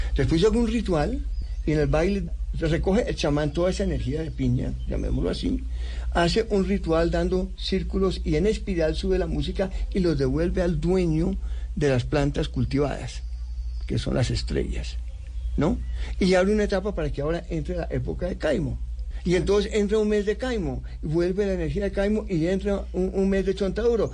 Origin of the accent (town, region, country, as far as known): Bogotá, Colombia; born or raised there; also born or lived in United States / Europe